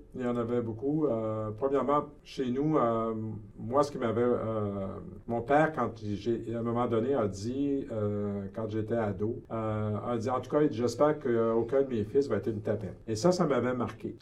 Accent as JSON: {"language": "French", "town": "Quebec City", "region": "Quebec", "country": "Canada", "tie": "born or raised there", "said": "Je suis né à Québec, la ville de Québec. J'ai grandi dans une famille"}